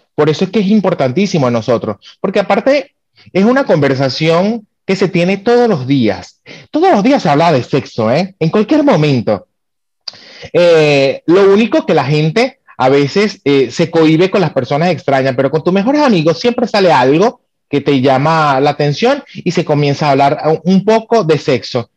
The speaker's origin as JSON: {"language": "Spanish", "country": "Venezuela", "moved": "as an adult", "said": "soy venezolano"}